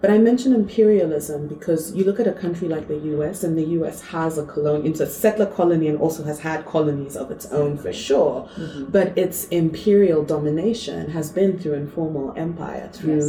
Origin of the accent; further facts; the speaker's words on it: Zambia; also born or lived in Zimbabwe; You know, I'm from Zambia and Zimbabwe, and my family's on both sides.